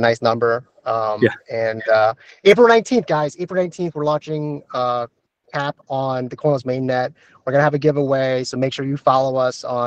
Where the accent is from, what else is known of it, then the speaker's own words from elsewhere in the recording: New York, United States; I'm a New Yorker